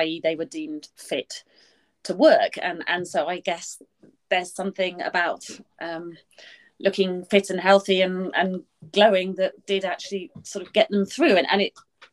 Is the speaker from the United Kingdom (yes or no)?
yes; United Kingdom; I'm British